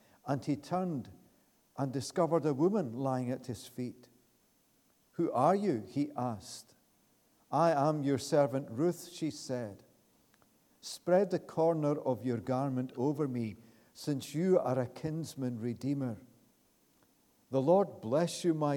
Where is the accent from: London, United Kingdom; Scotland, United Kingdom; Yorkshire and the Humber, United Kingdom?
Scotland, United Kingdom; Glasgow; moved away as an adult; now in Pitlochry, United Kingdom; I was born in Easterhouse, not very far from here